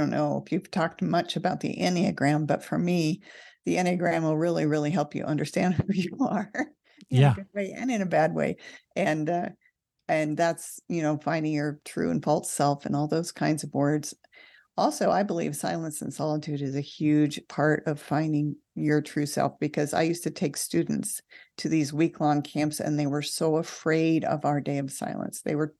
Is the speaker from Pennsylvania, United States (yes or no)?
no; California, United States; I hate to say this, but I grew up in California, and moving to Nevada is a desert.